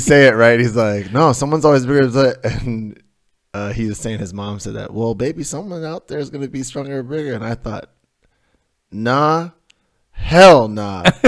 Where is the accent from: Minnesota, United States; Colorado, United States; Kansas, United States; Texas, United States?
Colorado, United States; Denver; We had these two huge pine trees in my front yard growing up in Denver